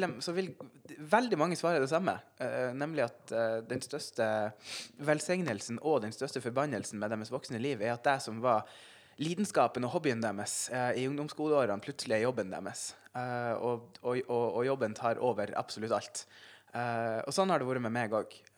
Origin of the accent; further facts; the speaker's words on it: Senja, Troms, Norway; also born or lived in Finnsnes; jeg vokste opp uh, på Senja uh, og gikk videregående på Finnsnes